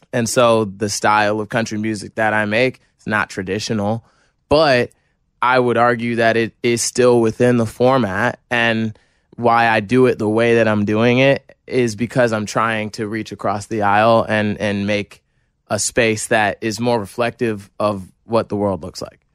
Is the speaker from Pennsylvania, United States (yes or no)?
no; New Jersey, United States; I'm from New Jersey, from a small town in New Jersey